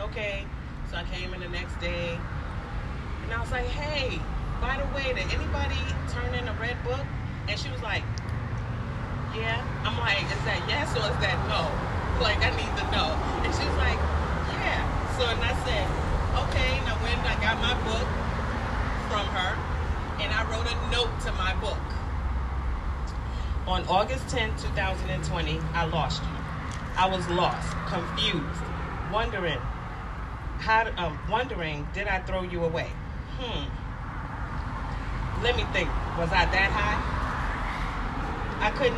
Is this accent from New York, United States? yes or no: no; Cuba, Illinois, United States; I'm from a small town in Illinois, Cuba.